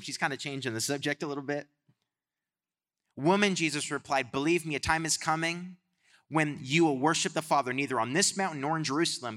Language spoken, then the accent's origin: English; Canada; I'm from Canada